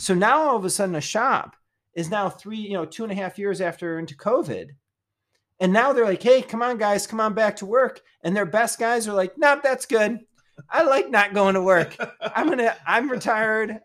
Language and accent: English; Detroit, Michigan, United States; moved away; I came from Detroit